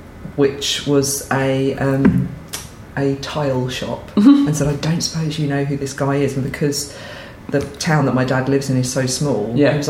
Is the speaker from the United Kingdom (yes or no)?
yes; Essex, East of England, United Kingdom; also born or lived in Cambridge; I was born in Cambridge. Oh, very nice. That's about it, but I grew up in Essex.